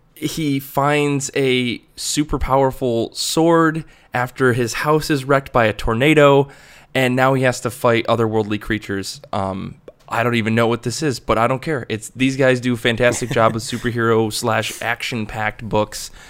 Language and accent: English; Michigan, United States; I'm obsessed with my home state